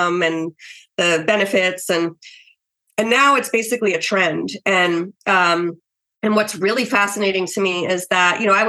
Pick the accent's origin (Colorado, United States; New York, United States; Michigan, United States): New York, United States; moved away as an adult; I'm a New Yorker